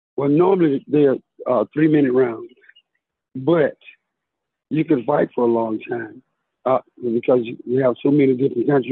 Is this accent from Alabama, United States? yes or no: yes; Tuscaloosa, Alabama, United States; I'm actually from Tuscaloosa, Alabama.